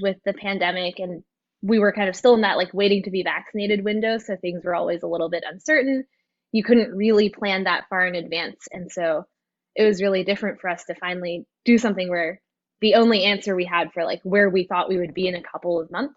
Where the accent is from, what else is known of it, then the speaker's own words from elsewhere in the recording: Toronto, Ontario, Canada; also born or lived in San Francisco; now in New York, United States; I am originally from Toronto.